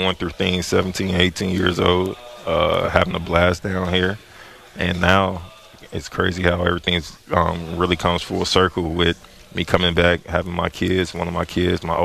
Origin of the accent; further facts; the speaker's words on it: Chicago, Illinois, United States; moved away; I'm from Chicago